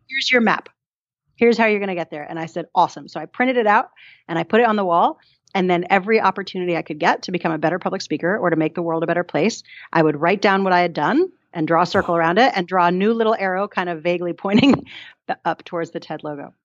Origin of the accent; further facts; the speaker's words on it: New York, United States; also born or lived in Colorado; now in Christchurch, New Zealand; I'm from New York originally and um, spent some time in Colorado